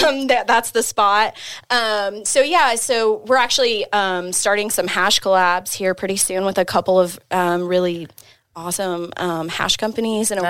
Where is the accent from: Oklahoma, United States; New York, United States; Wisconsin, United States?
Oklahoma, United States; Oklahoma City; moved away as an adult; also born or lived in Austin, Texas; I'm originally from Oklahoma City. Had just moved back from Austin. I had about an eight-year stint out there.